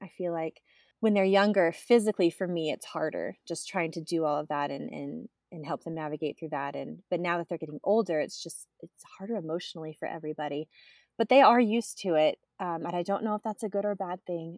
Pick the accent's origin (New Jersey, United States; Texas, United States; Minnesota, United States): Texas, United States; moved away as an adult; Born and raised in Texas